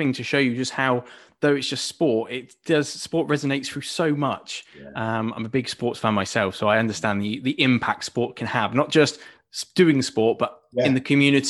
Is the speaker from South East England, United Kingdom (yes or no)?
yes; Buckinghamshire, South East England, United Kingdom; I grew up in Buckinghamshire